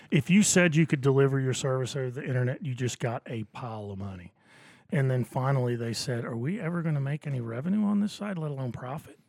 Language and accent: English; Wilmington, Delaware, United States; moved away as an adult; now in Augusta, United States; I grew up in Wilmington, Delaware